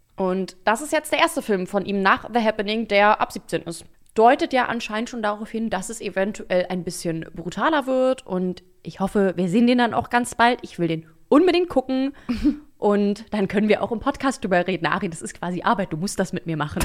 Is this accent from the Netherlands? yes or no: no; Berlin, Germany; ich bin in Berlin aufgewachsen